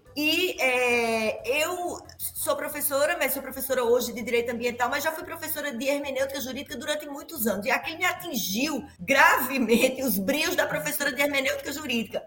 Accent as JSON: {"language": "Portuguese", "town": "Campina Grande", "region": "Paraíba", "country": "Brazil", "tie": "born or raised there", "also_born_or_lived": "Belo Horizonte", "said": "aqui na Paraíba, especialmente em Campina Grande, que é, que é onde eu nasci, é a minha terra"}